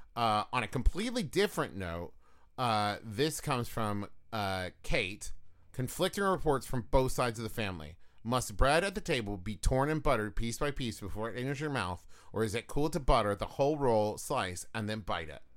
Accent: West Virginia, United States; I'm from West Virginia

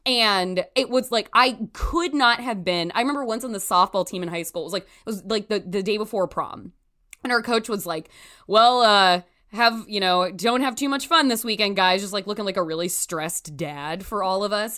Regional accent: Canby, Oregon, United States; I'm from Canby, Oregon, which is about twenty miles south of Portland.

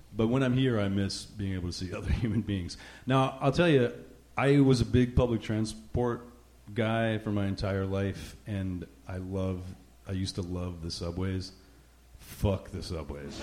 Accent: New Jersey, United States; also born or lived in New York; now in Rhode Island, United States; I grew I grew up in Jersey, just over the river. My mom's family is actually from Brooklyn, and I, I grew up in the whole area

